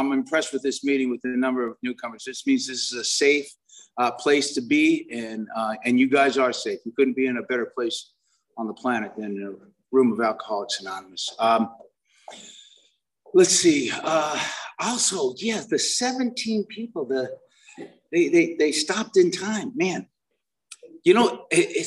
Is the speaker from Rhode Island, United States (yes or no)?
no; Inglewood, California, United States; We grew up in Inglewood during the 60s